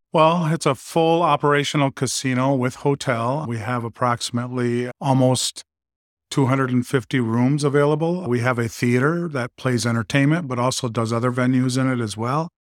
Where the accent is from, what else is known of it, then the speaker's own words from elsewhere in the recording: Manistique, Michigan, United States; also born or lived in Germany / Colorado; I grew up just west of here, about just over two hours and fifteen minutes in Manistee, Michigan